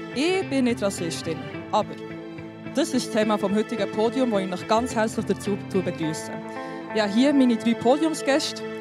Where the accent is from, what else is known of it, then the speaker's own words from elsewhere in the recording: Switzerland; meine Eltern ähm, kommen aus einem anderen Land, ich bin hier auf die Welt gekommen, aber ich habe mich immer mehr Schweizerin gefühlt als Albanerin